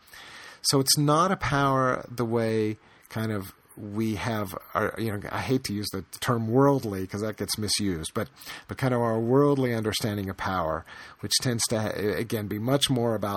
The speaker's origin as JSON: {"language": "English", "country": "United States", "tie": "born or raised there", "said": "born and bred in America in the years after World War II"}